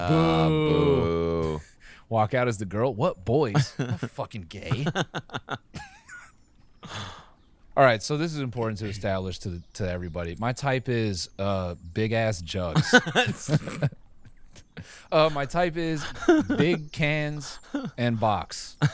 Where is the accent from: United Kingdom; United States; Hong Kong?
United Kingdom; Oxford, South East England; It's just I'm from Oxford. I'm from Oxford.